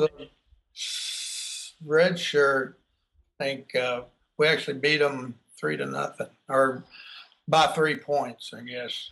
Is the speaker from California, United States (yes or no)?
no; Texas, United States; also born or lived in Baton Rouge, Louisiana; growing up here in Texas, um, back then, we, this was in the, you know, well, I was in high school during the early 70s